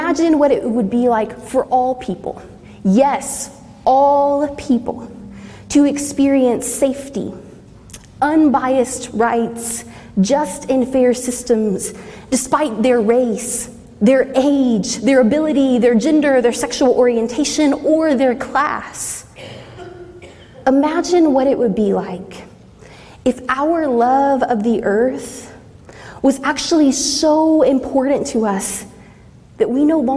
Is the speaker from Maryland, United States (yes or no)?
no; Southeast Texas, United States; moved away as an adult; now in Midwest, United States; growing up in Southeast Texas